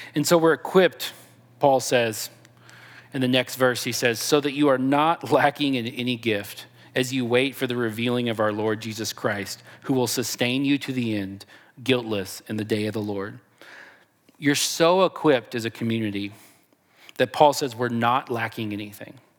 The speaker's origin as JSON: {"language": "English", "region": "Texas", "country": "United States", "said": "I'm from Texas"}